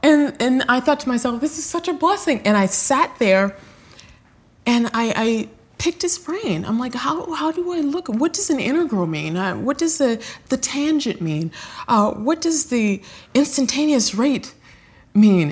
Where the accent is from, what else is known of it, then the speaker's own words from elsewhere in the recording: Los Angeles, California, United States; I grew up in South Central Los Angeles